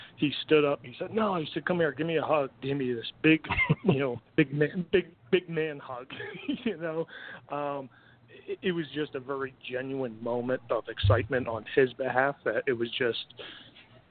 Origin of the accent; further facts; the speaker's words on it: Connecticut, United States; I grew up in Connecticut, grew up a huge Mets fan